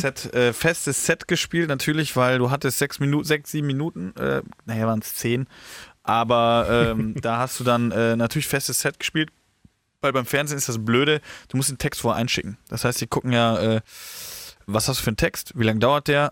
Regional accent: Horhausen, Rhineland-Palatinate, Germany; now in Heidelberg, Germany; ich komme ja da aus dem Rheinland

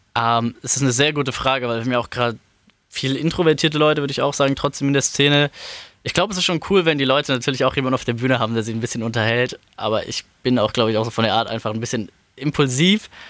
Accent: Frankfurt am Main, Hesse, Germany; ich bin aufgewachsen in Frankfurt am Main, äh, Stadtteil Bergen-Enkheim, da wohne ich jetzt immer noch

